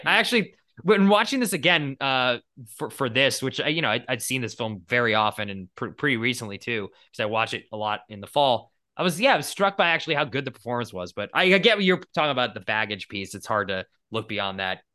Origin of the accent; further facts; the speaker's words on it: New England, United States; now in California, United States; growing up in New England